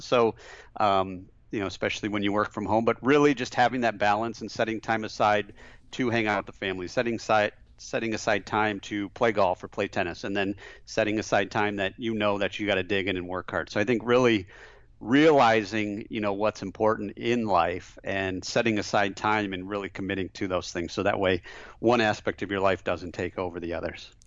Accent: just outside of Flint, Michigan, United States; I grew up, uh, just outside of Flint, Michigan. So, uh, grew up in a small town just outside of Flint

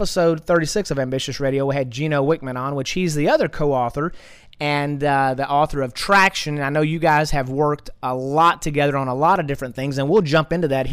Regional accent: East Texas, United States; also born or lived in Dallas; I'm just a good old East Texas boy, and so, you know, I grew up out in East Texas

